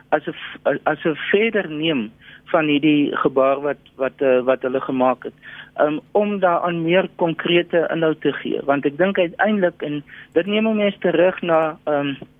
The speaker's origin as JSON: {"language": "Afrikaans", "country": "South Africa", "said": "ons as Suid-Afrikaners"}